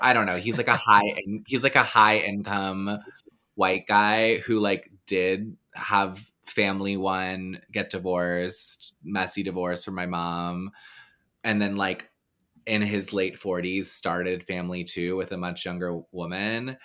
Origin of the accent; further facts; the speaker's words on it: the South, Texas, United States; moved away; I grew up in the South